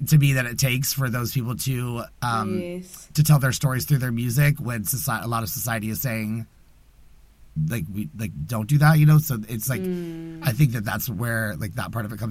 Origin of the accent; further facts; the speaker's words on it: the South, United States; growing up in the South as a gay man